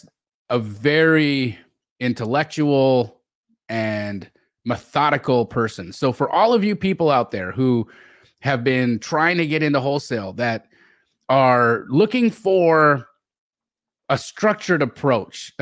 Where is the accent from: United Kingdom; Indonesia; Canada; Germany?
Canada; I grew up in Canada